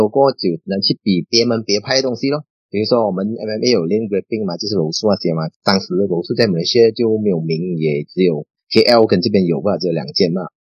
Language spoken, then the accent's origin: Chinese; Perlis, Malaysia; now in Johor Bahru, Malaysia; 我家乡是在玻利斯中，啊，那边靠近泰国边界那边